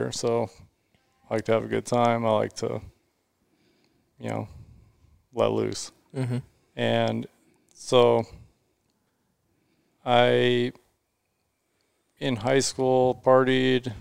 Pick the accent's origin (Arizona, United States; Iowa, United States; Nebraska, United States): Arizona, United States; Mesa; So I grew up in Mesa. I've been here my whole life.